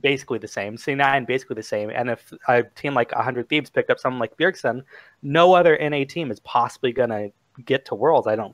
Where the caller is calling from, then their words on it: Richland, Washington, United States; I'm calling from Richland, Washington